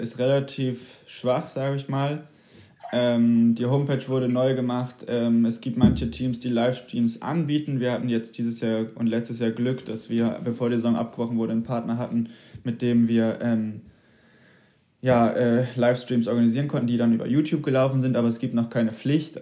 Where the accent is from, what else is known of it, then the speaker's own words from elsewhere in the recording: a small village near St. Peter-Ording, Schleswig-Holstein, Germany; now in Hamburg, Germany; ich bin in wirklich einem sehr kleinen Dorf vor ja. St. Peter-Ording groß geworden